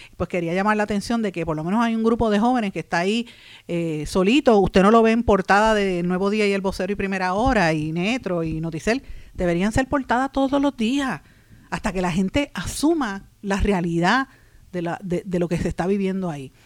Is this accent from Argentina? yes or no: no; Puerto Rico; aquí en Puerto Rico